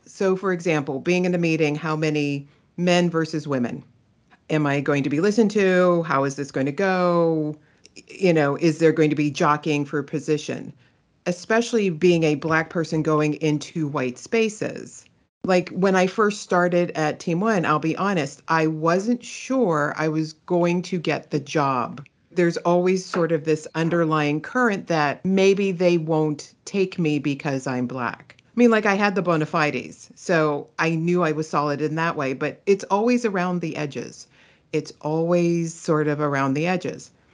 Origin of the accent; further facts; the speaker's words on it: Pittsburgh, Pennsylvania, United States; moved away; also born or lived in California; I am originally from Pittsburgh, Pennsylvania